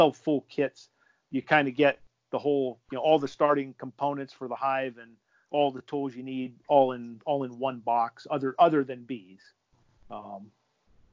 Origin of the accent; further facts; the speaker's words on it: Western Pennsylvania, United States; I grew up in Western Pennsylvania